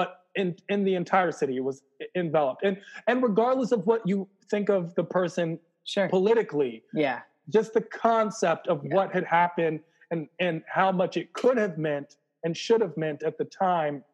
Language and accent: English; Washington, District of Columbia, United States; I'm from Washington, D.C. I am basically a Washington, D.C. personified person